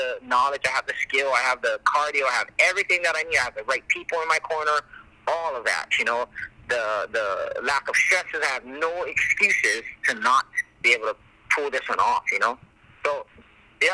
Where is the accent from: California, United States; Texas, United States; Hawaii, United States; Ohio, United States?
Hawaii, United States; representing my hometown as well, you know, and homeland. So anytime I go to the international, I'm representing America and then Hawaii as well